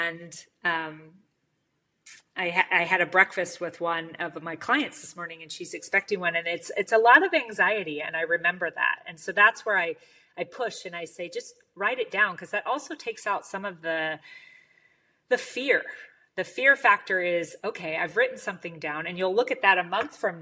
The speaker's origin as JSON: {"language": "English", "country": "United States", "said": "as an American"}